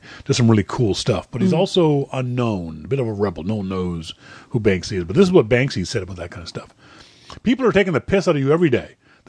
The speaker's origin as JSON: {"language": "English", "country": "Canada", "said": "hi, I'm Canadian, here's my passport, can I come into your country?"}